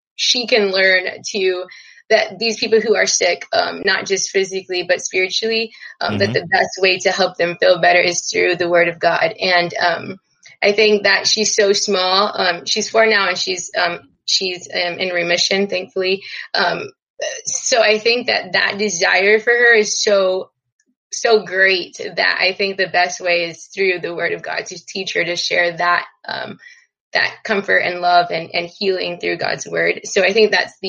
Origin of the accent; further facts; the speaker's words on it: Texas, United States; I'm from Texas